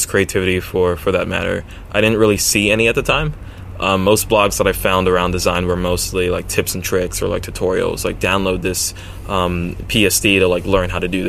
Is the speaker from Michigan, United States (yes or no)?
no; Brooklyn, New York, United States; also born or lived in Sweden / Venezuela / Baltimore; I was born in New York, Brooklyn, a part that wasn't exactly, like, you know, safe back then. And I lived 2 years briefly in Sweden, then came back to Brooklyn, then lived two years in Venezuela, then came back to Brooklyn again.